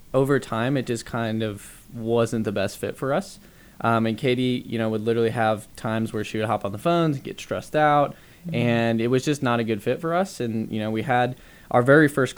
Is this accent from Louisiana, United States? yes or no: no; Dallas, Texas, United States; moved away as an adult; also born or lived in Lubbock, Texas; Dallas, Texas. We're from Dallas, Texas.